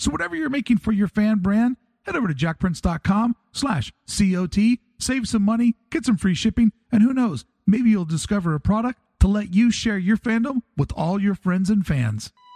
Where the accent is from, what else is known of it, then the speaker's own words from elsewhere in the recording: East Coast, United States; moved away; we're both from the East Coast.